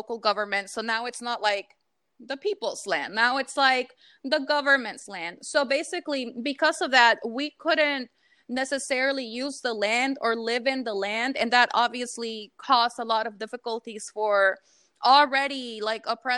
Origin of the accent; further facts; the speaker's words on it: Hidalgo, Mexico; now in Charlotte, United States; I'm from Hidalgo, which is about I don't know, 30, 40 minutes from Mexico City